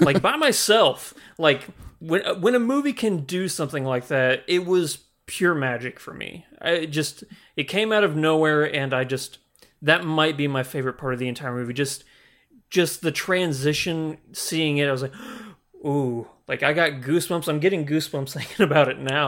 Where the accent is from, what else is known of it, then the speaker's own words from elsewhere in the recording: the Ozarks, United States; Growing up in the Ozarks, everything is so spread out and very secluded.